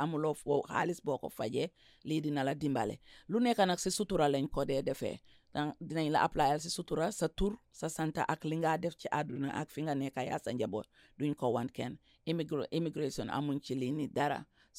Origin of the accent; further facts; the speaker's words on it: Gambia; now in United States; I am an immigrant, yes, born and raised in the Gambia, and yes, I immigrated to Washington State.